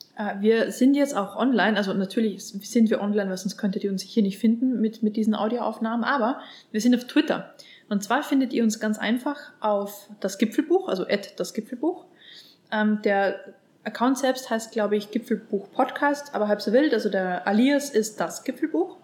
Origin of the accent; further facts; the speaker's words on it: Upper Austria, Austria; ich bin aus Oberösterreich und äh, wir haben uns dann im Heimatdialekt quasi unterhalten.